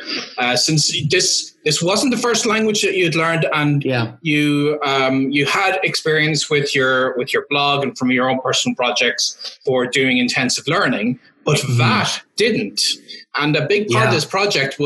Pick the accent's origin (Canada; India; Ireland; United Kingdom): Ireland; moved away; also born or lived in Valencia, Spain; I'm Irish